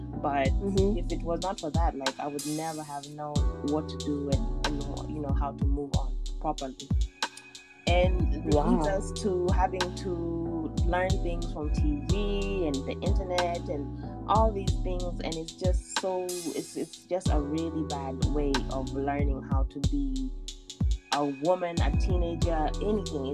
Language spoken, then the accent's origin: English; United States; I grew up here in America for like the last 18 years